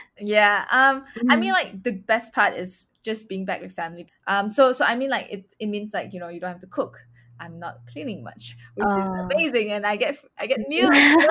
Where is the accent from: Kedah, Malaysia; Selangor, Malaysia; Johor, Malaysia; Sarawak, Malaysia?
Sarawak, Malaysia; Kuching; English is a second language; moved away as an adult; also born or lived in Melbourne, Australia; in Kuching, it's somewhere where I grew up and spent like 10 plus years of my life